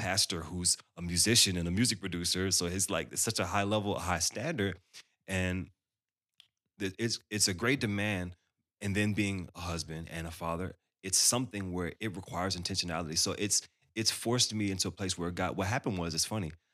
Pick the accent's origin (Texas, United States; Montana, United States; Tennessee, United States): Texas, United States; Dallas; Growing up in Dallas, I grew up around all these incredible musicians